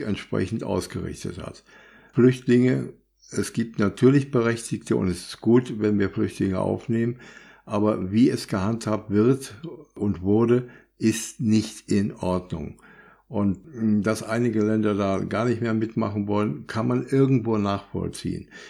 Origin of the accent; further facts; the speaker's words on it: Germany; bei uns in Deutschland